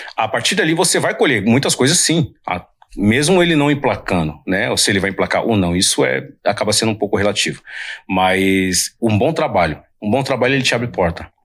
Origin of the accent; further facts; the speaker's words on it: São Paulo, Brazil; Eu sou da Zona Leste de São Paulo, do bairro de Itaim Paulista. Mas quando eu vim morar aqui na Zona Sul de São Paulo